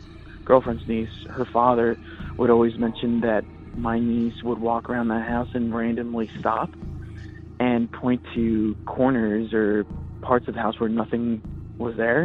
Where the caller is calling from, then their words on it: Redondo Beach, California, United States; I'm calling from Redondo Beach